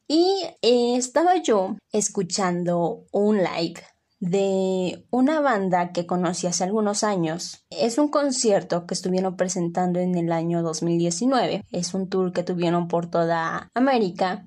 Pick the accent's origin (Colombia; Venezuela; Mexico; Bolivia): Mexico; aquí en México